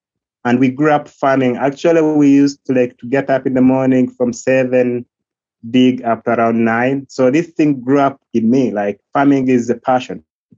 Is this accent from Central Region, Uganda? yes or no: no; Western Region, Uganda; English is a second language; So I was born away from Fort Portal, actually, and my parents were in Chinjojo